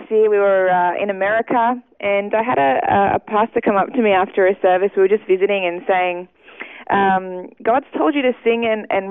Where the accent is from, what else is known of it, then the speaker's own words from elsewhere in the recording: Ipswich, Queensland, Australia; moved away as an adult; now in Sydney, Australia; I did grow up first 20 years in Ipswich and all my family is still there